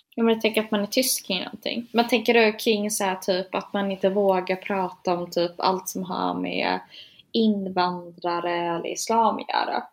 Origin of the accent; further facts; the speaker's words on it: Gothenburg, Västra Götaland, Sweden; also born or lived in Linköping; jag föddes på Östra sjukhuset i Göteborg